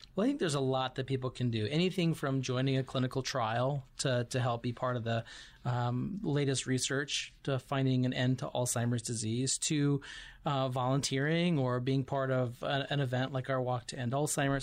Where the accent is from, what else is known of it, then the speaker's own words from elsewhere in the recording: Missoula, Montana, United States; moved away as an adult; now in Tucson, United States; originally from Montana, so I grew up